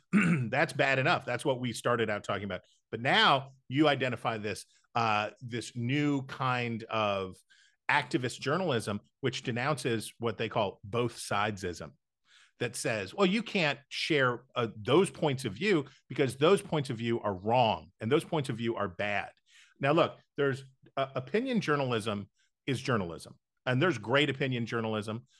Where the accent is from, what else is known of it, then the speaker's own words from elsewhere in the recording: West Virginia, United States; moved away; almost all of my life in West Virginia, growing up in West Virginia, and until about the time that I left the state